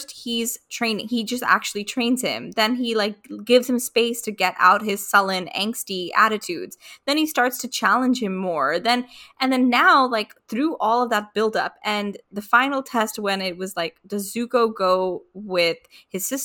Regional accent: United States

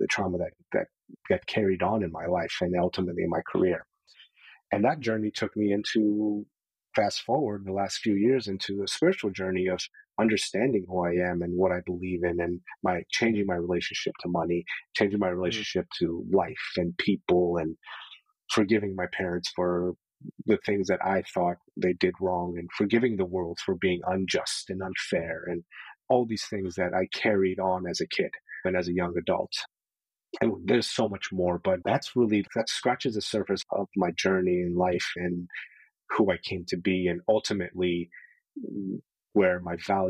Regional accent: Tehran, Tehran Province, Iran; I was born in Iran, in Tehran, Iran, in the early 80s

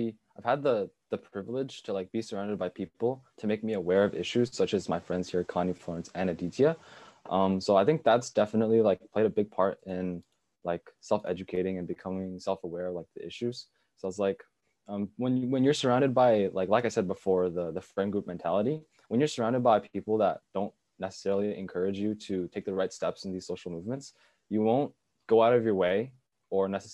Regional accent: China; moved away; my home country, China

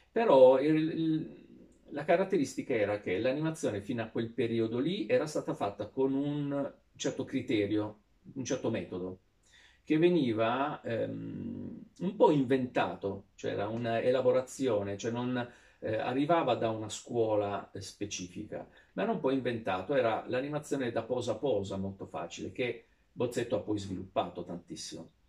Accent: Sardinia, Italy; da sardo granitico che arrivava, in, eh, arrivava, a Milano senza avere la capacità neanche di disegnare

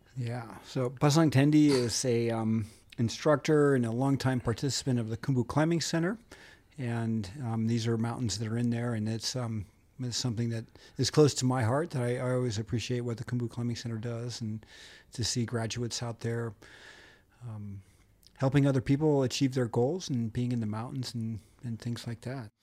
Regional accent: Montana, United States; I'm from Montana.

